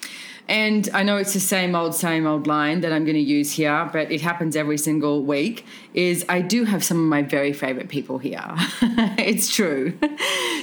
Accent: Australia; when we're all Australian, by the way, when we're in Australia

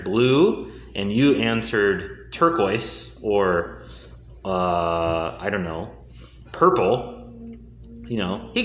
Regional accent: Houston, Texas, United States; also born or lived in Durham, North Carolina / Minnesota; I lived in Minnesota for 8 years and then moved down to Houston

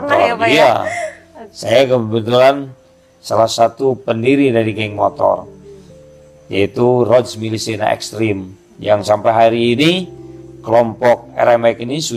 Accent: Bandung, West Java, Indonesia; saya besar di Sekelwa. Jadi kalau Sekelwa sekarang ini di daerah Pati Ukur sudah menjadi kota.

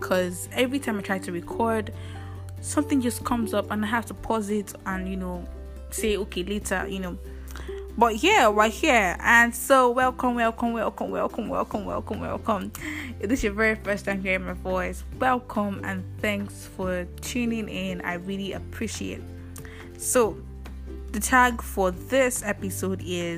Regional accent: Ile-Ife, Osun, Nigeria; I come from Ile-Ife, Osun State

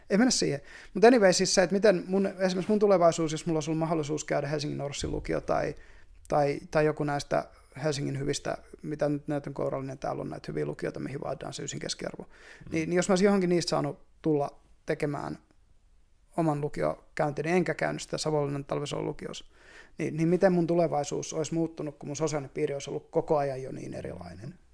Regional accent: Hamina, Kymenlaakso, Finland; Haminan seudulta, niin, joo. Entistä niin, Vehkalahtia. Tietyllä tavalla ollaan maalta kuitenkin.

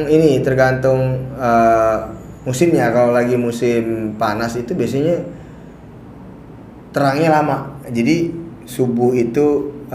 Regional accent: Jakarta, Indonesia; tapi kan kita kan lahir Jakarta gede di Jakarta ya orang Jakarta

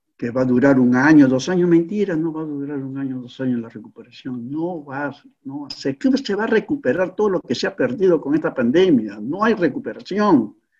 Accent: Peru; nuestro querido Perú

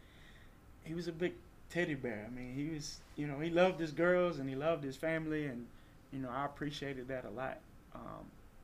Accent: small town near Beaumont, Texas, United States; I'm from a little small town called Coontz, Texas, which is about 20 miles north of Beaumont, Texas

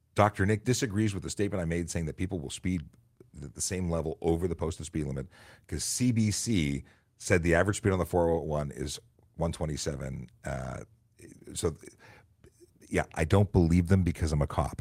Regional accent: Canada; we're Canadian

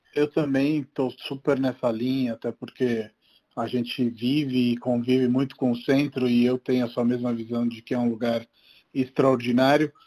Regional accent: Rome, Lazio, Italy; moved away; eu cresci em Roma e quando era pequeno

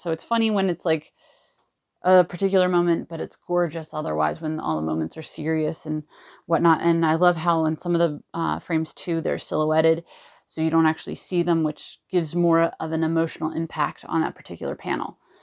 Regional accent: Los Angeles, California, United States; I'm from Los Angeles, California

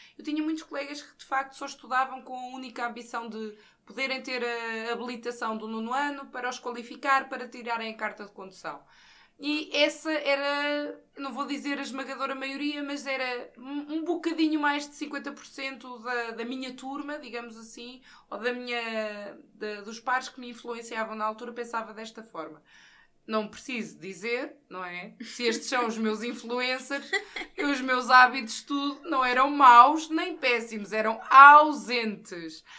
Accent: Santa Catarina, Centro, Portugal; also born or lived in Caldas da Rainha; a minha terra de origem, Santa Catarina, é, está localizada a cerca de 15, 20 km de Caldas

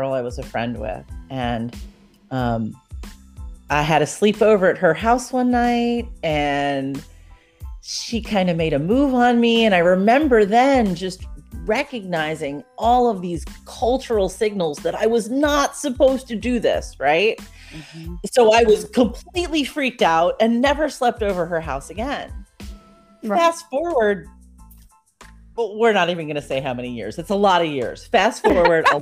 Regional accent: New York, United States; now in Augusta, United States; I live in Augusta, Georgia, but I'm originally from New York

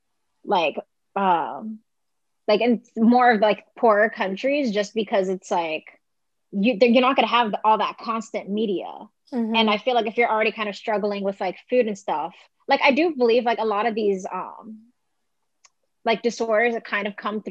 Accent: Las Vegas, Nevada, United States; moved away as an adult; now in New York, United States; I grew up in Vegas, but I moved to New York when I was going to school.

